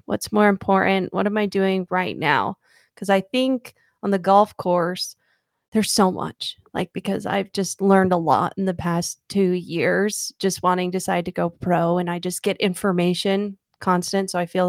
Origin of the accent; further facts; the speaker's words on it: Arizona, United States; So I am from Arizona. I have grown up here my whole life.